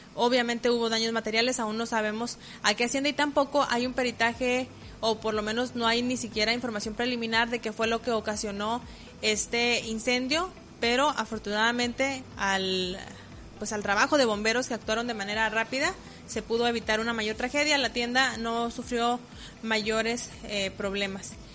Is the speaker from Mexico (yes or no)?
yes; Mexico; como mexicanos buenos que somos